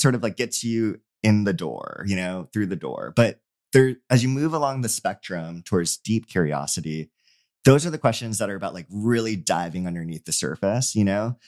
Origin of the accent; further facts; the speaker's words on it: Hawaii, United States; I'm from Hawaii